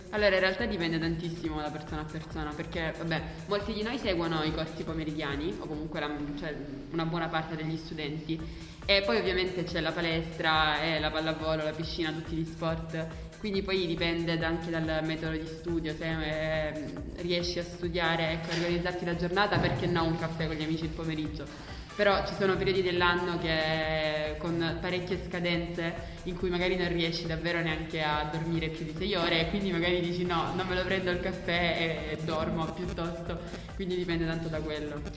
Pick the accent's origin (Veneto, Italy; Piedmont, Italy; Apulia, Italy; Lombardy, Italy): Apulia, Italy; Lecce; io sono di Lecce